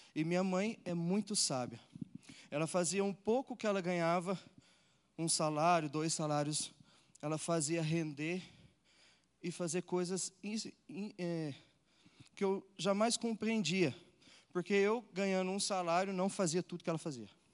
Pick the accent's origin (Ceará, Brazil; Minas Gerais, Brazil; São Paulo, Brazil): Minas Gerais, Brazil; Uberlândia; eu nasci num lar cristão, eu sou de Uberlândia, Minas Gerais